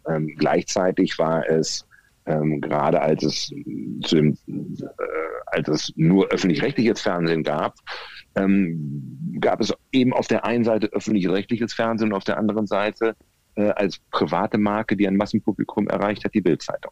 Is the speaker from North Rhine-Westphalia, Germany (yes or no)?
yes; Bielefeld, North Rhine-Westphalia, Germany; also born or lived in Ravensburg; Geboren 64 in Ravensburg am Bodensee, aufgewachsen in der ostwestfälischen Metropole Bielefeld, dort zur Schule gegangen